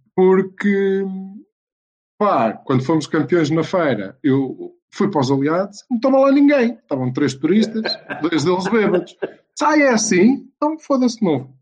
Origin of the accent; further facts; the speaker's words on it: Portugal; como bons portugueses